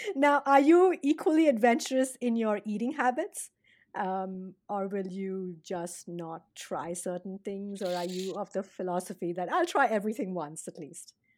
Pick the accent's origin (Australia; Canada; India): India; now in United States; being Indian and, and having, you know, lived, grown up there and gotten a, a different kind of a food palate to coming here to the States and now living here